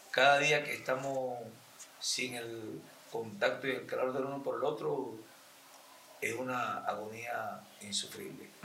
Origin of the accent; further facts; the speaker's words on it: Venezuela; moved away as an adult; now in Colombia; Porque yo me vine el año pasado en marzo, salí de Venezuela prácticamente viendo con la pandemia antes de que cerraran todo.